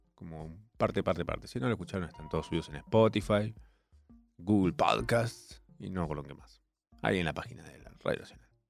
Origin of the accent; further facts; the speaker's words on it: Córdoba, Argentina; accent: cordobés; Soy cordobés